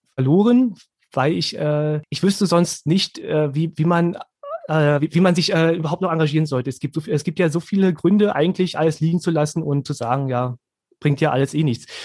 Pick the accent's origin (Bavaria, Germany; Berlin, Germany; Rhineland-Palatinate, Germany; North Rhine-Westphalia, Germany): Berlin, Germany; moved away as an adult; now in Bernau, Germany; Ich bin jetzt in Hohenschönhausen aufgewachsen